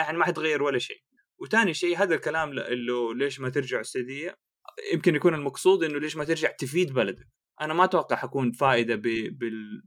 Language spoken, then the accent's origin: Arabic; Jeddah, Makkah Province, Saudi Arabia; moved away; انا من جده